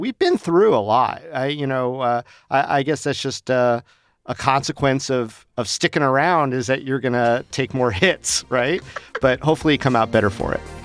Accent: Las Vegas, Nevada, United States; I grew up here, and when I grew up here in Las Vegas

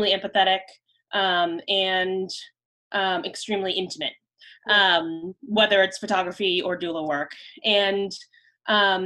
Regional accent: Prince George's County, Maryland, United States; I was born and raised in Maryland, just outside of the Washington, D.C. area, in PG County

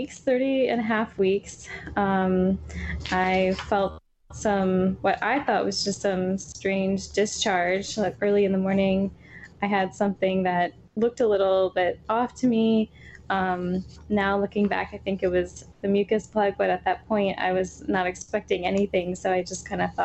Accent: North Carolina, United States; moved away as an adult; now in Philadelphia, United States; We are both from North Carolina. Now we live in Philadelphia

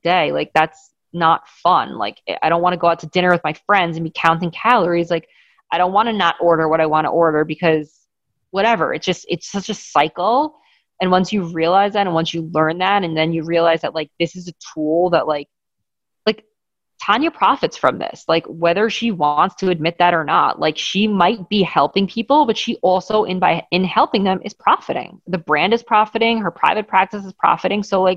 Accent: Great Neck, New York, United States; growing up in Great Neck, wealthy Jewish town

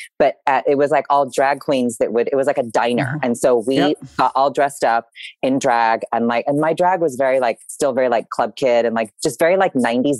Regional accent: San Diego, California, United States; moved away as an adult; also born or lived in New York; I was born and raised in San Diego.

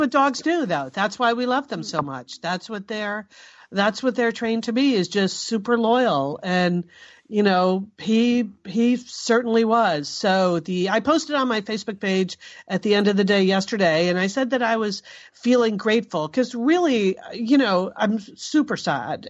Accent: Santa Monica, California, United States; here in my hometown of Santa Monica, California

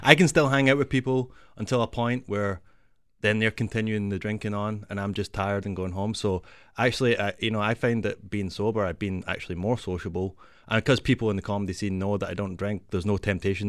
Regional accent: Glasgow, Scotland, United Kingdom; moved away as an adult; now in Toronto, Canada; I'm from Glasgow

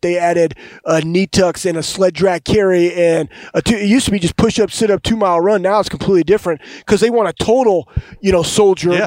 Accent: Dallas, Texas, United States; moved away as an adult; also born or lived in Ohio; I'm from Dallas, Texas. I played at Ohio State

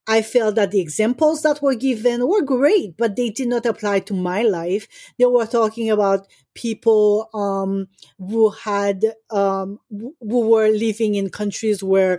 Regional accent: Haiti; moved away; I grew up in Haiti

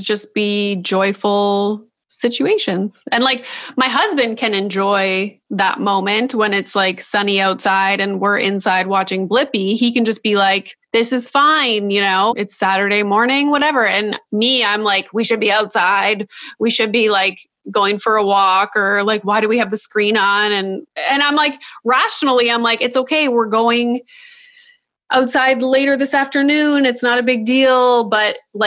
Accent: Northern Ontario, Canada; now in Toronto, Canada; I'm from Northern Ontario, like smaller town

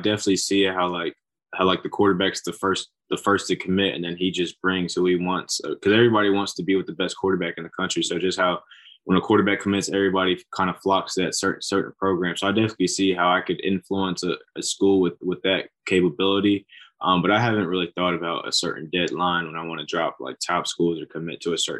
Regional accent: Georgia, United States; now in Fort Mill, United States; We're both originally from Georgia

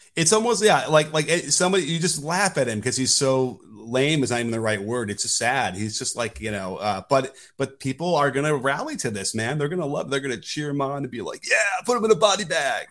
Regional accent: Chicago, Illinois, United States; growing up in Chicago, we were, you know, weaned on, up in Sinclair, the jungle

